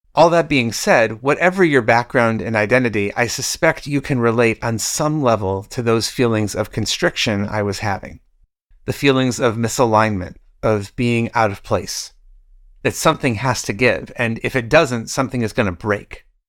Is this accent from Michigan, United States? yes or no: yes; Michigan, United States; my home state of Michigan